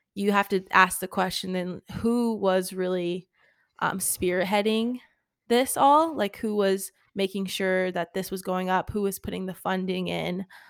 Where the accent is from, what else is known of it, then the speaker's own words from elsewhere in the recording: United States; also born or lived in Richmond, Virginia; our country